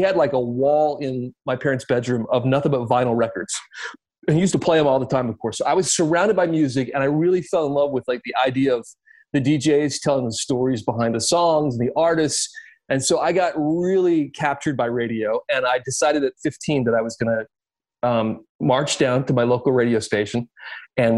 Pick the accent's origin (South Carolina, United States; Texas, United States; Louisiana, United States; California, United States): South Carolina, United States; Columbia; I grew up in South Carolina